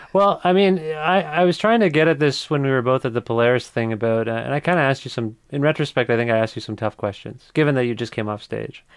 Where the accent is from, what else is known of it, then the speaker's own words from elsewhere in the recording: Kitchener, Ontario, Canada; also born or lived in Cambridge, Ontario; I was born in Kitchener, Ontario